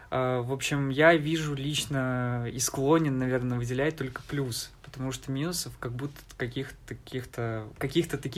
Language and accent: Russian; Donbas, Ukraine; А, я ведь э, из Донбасса, э, и поэтому у меня, в принципе, возможностей не так много, как у других жителей всей Украины, да, всей страны.